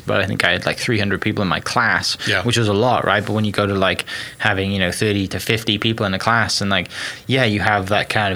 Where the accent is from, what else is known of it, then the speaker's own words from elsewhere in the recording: Wales, United Kingdom; moved away as an adult; now in Oklahoma, United States; Wales originally